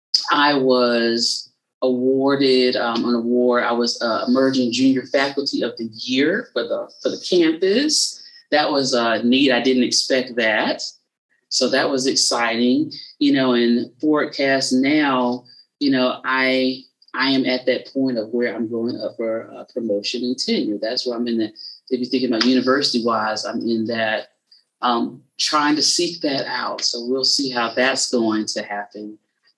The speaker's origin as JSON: {"language": "English", "region": "South Carolina", "country": "United States", "said": "I'm from South Carolina, but I'm right on the border of Georgia is where I'm from"}